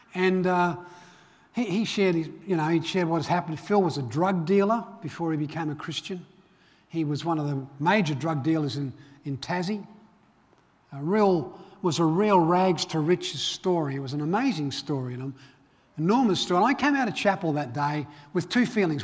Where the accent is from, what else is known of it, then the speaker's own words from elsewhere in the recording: Belfast, Northern Ireland, United Kingdom; moved away; grew up, I was born in Belfast, Northern Ireland.